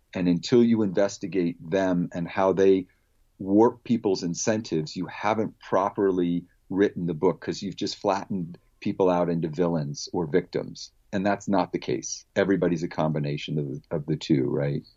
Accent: Palo Alto, California, United States; I was a kid growing up in Palo Alto, California

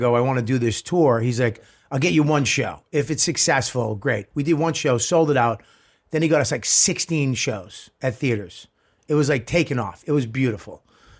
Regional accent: Boston, Massachusetts, United States; also born or lived in South Medford; I never shot one in my hometown.

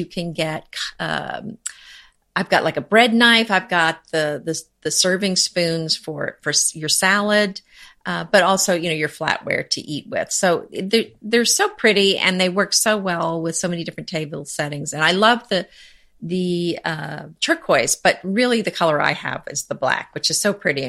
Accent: United States; as an American who does not really speak French.

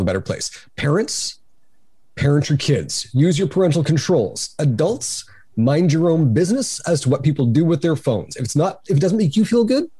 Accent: Cambridge, Ontario, Canada; I come from Cambridge, Ontario

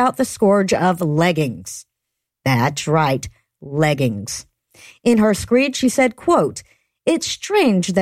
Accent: Georgia, United States; fellow Georgians

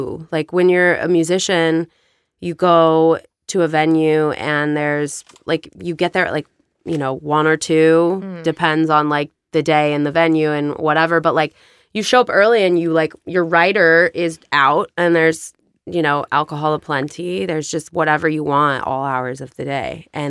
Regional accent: La Crescenta, California, United States; No. I grew up in La Crescenta.

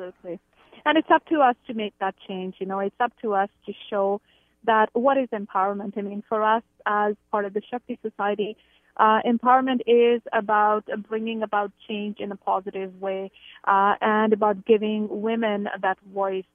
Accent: India; moved away as an adult; now in Canada; I grew up in India. I've lived in Canada for about twenty-six years.

